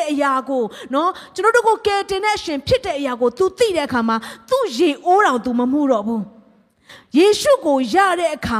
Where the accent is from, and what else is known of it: Myanmar